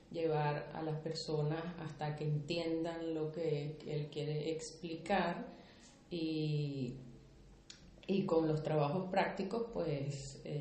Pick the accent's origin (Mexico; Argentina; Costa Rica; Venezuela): Venezuela; moved away as an adult; now in Málaga, Spain; Yo tengo dos años apenas que llegué de Venezuela. Eh, la verdad que mi madre, mi abuela y mi bisabuela son de Villanueva de la Reina, Jaén.